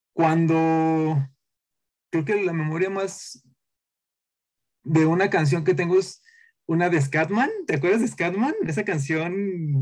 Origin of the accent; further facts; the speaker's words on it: a town in the interior of Jalisco, Mexico; moved away as an adult; now in Guadalajara, Mexico; soy de Guadalajara, de la capital de, de aquí de, Jalisco, soy de un pueblo del interior